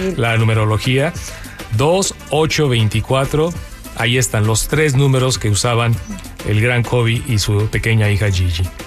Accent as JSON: {"language": "Spanish", "country": "Mexico", "also_born_or_lived": "California", "moved": "yes", "lives_now": "Los Angeles, United States", "said": "ganamos los que somos de México"}